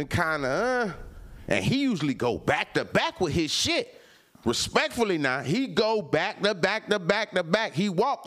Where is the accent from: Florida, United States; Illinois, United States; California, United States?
Florida, United States; I'm from Florida